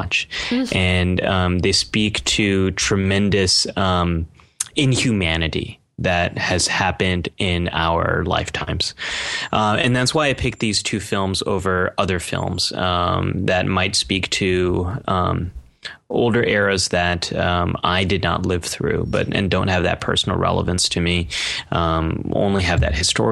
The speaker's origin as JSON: {"language": "English", "country": "United States", "said": "living in America, being American"}